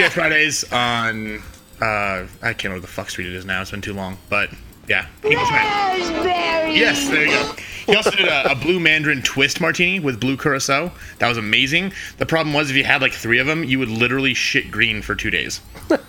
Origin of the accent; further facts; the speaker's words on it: Temecula, California, United States; moved away as an adult; now in Utah, United States; in my hometown of Temecula